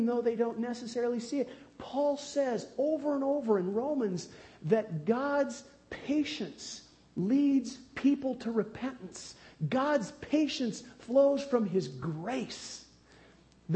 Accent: United States; growing up near the Bonneville Dam on the Columbia River

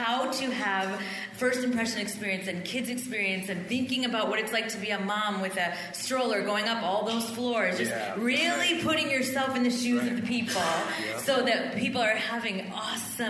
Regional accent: Midwest, United States; moved away; we're from the Midwest

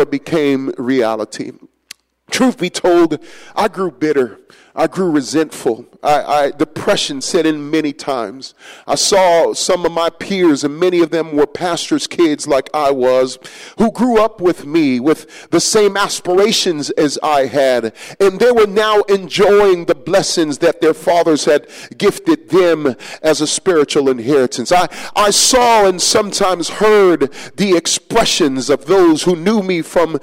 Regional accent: New York City, New York, United States; ever since I was just a little kid growing up in New York City

